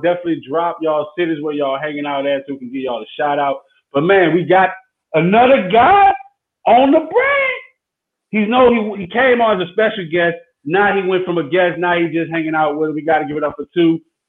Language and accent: English; New Orleans, Louisiana, United States; I'm from New Orleans, man.